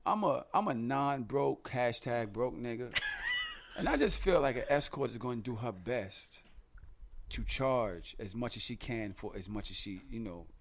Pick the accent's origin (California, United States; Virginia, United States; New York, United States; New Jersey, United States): New York, United States; New York City; You know I'm from Brooklyn, right?